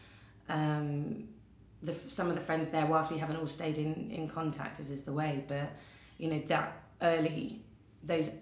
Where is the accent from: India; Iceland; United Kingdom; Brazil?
United Kingdom; London; also born or lived in Brighton / Bordeaux; I'm from London, and I've always come from London. I was born in a North London, in an area called Edgware Stam, where you can get really specific and like look on maps. And I have spent all my life in London